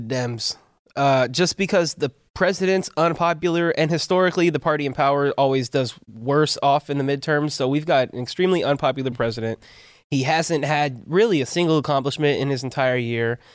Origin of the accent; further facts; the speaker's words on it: Palmdale, California, United States; I'm from Palmdale originally